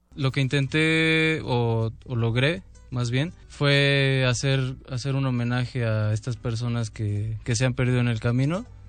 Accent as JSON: {"language": "Spanish", "country": "Mexico", "said": "como mexicanos"}